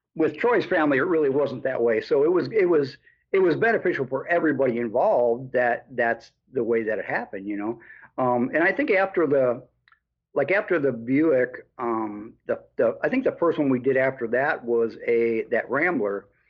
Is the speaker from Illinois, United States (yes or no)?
yes; Chicago, Illinois, United States; moved away as an adult; also born or lived in Des Moines, Iowa; I'm from the Chicago area originally, anyway, so I moved back to the Chicago area